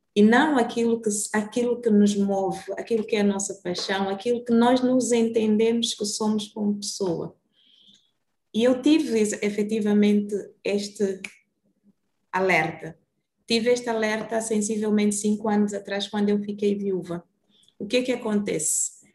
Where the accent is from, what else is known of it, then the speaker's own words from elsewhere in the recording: Luanda, Luanda Province, Angola; moved away as an adult; also born or lived in Brazil; Saí de Luanda com 18 anos